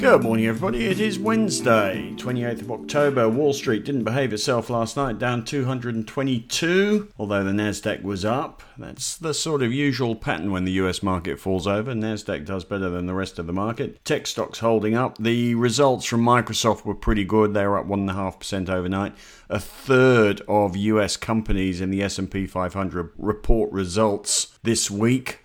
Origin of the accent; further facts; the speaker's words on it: Australia; as an Australian investor